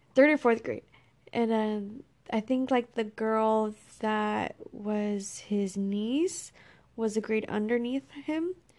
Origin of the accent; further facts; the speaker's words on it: Texas, United States; I grew up in Texas by myself with my brother.